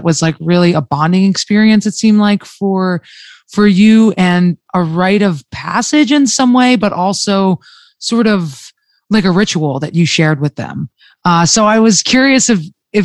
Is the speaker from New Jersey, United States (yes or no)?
yes; New Jersey, United States; I'm from New Jersey